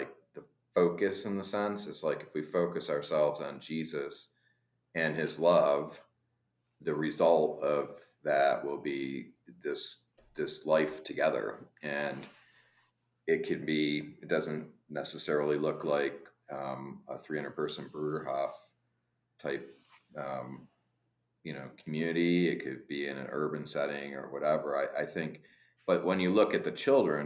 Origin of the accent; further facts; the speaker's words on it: upstate New York, United States; as an American kid growing up in upstate New York